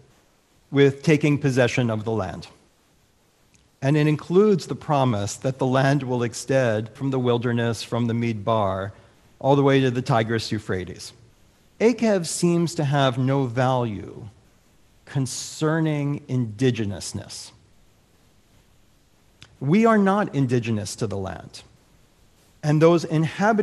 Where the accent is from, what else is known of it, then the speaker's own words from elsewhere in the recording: United States; now in Michigan, United States; As an American, as a Michigander now